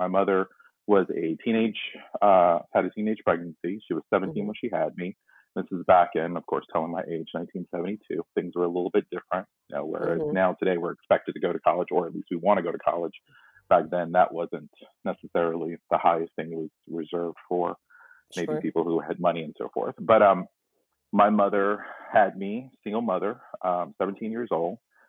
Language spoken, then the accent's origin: English; Tarboro, North Carolina, United States; born there; I was born in North Carolina, and a small place called Tarboro, North Carolina